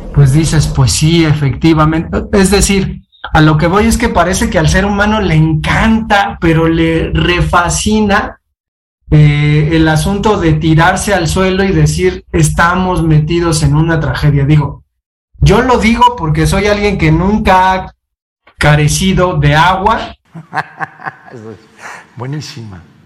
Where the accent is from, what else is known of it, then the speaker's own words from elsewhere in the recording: Mexico; nosotros somos mexicanos